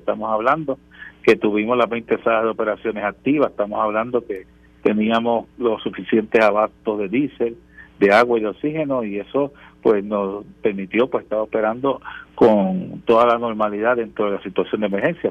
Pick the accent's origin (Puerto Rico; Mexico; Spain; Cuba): Puerto Rico; nuestra conciencia como puertorriqueños y puertorriqueñas